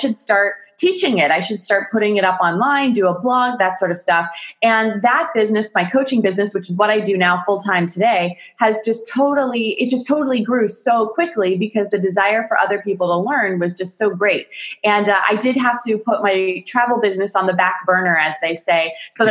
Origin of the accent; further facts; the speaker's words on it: United States; also born or lived in Pittsburgh, Pennsylvania; I'm from America. I live in Pittsburgh, Pennsylvania, the United States of America